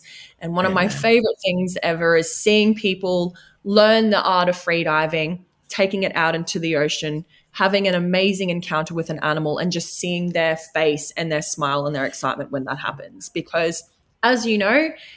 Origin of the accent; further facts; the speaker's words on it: Redcliffe, Queensland, Australia; I was from Redcliffe